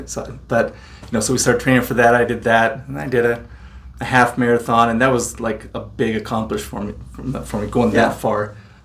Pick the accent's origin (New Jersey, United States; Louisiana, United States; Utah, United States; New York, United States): Utah, United States; Layton; I grew up in Layton, went to Layton High.